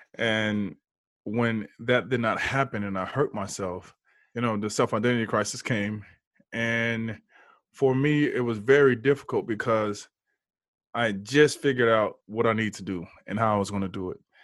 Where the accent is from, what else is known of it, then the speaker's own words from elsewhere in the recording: Houston, Texas, United States; now in San Diego, United States; I'm in San Diego, but I'm from Houston